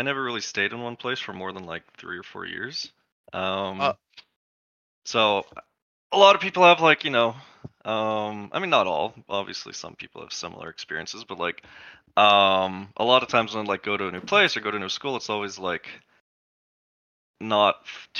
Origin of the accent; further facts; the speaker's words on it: Paradise, California, United States; also born or lived in Escondido, United States; I was born in Southern California, Escondido area. I was there, barely remember much of that, and then we moved to Central California, a small town called Paradise